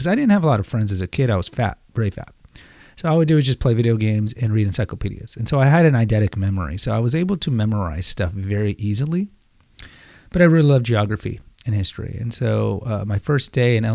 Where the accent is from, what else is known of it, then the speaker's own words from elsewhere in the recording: Houston, Texas, United States; As a kid growing up in Houston